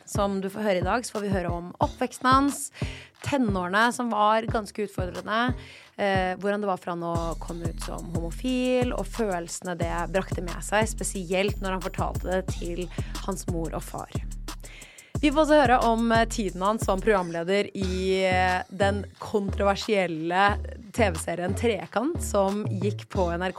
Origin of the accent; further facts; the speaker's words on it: Oslo, Norway; jeg er fra Ullern